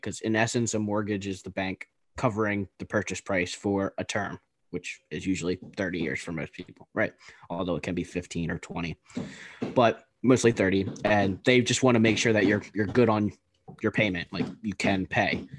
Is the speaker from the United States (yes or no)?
yes; East Coast, United States; We're both from the East Coast